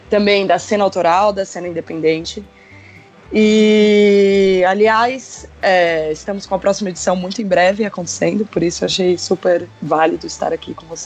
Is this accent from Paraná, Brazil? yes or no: no; São Paulo, Brazil; eu tenho 26 anos, eu sou aqui de São Paulo.